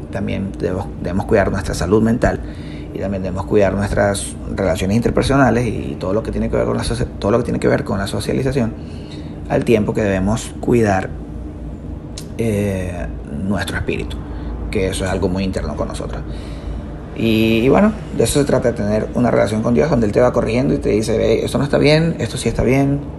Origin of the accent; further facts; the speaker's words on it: Venezuela; Necesito dejar de hacer tantas cosas que hacemos como venezolanos, como cultura venezolana, para que eso pueda cambiar.